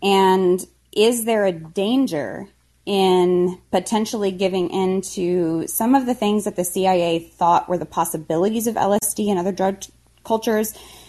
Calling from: Arkansas, United States; Hi, I'm calling from Arkansas.

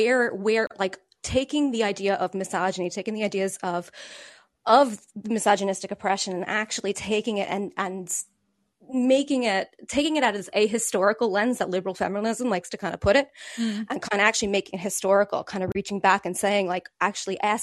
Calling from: Ireland; I'm calling you from Ireland

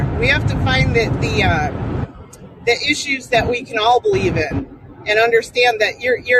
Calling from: Las Vegas, Nevada, United States; Las Vegas.

